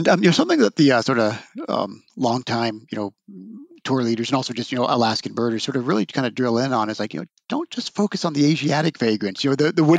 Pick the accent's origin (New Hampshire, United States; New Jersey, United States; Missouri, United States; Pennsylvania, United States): Pennsylvania, United States; now in Colorado, United States; my home state of Pennsylvania